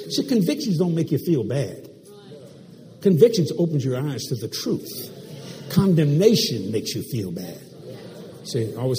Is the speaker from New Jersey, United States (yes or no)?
no; New York, United States; I was raised on La Costa Nostra. I was raised with the mafia on the streets of New York.